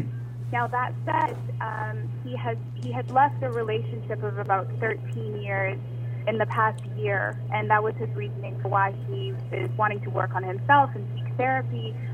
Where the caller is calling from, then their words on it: Toronto, Ontario, Canada; I'm calling from Toronto, Canada.